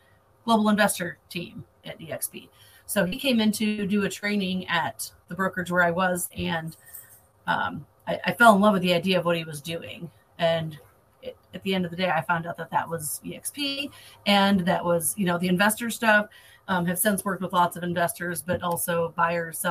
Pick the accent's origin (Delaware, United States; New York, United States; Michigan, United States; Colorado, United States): Michigan, United States; moved away as an adult; now in Florida, United States; I'm originally from Michigan and moved to Florida about 3 years ago